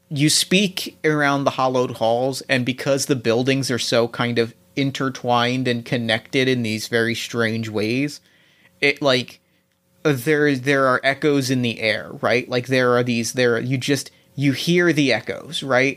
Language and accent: English; New Jersey, United States; I grew up in New Jersey.